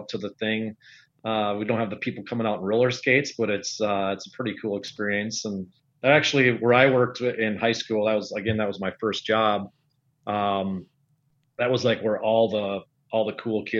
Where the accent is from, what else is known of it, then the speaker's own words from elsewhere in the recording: Oakdale, Minnesota, United States; I grew up in the suburbs of St. Paul, Oakdale, Minnesota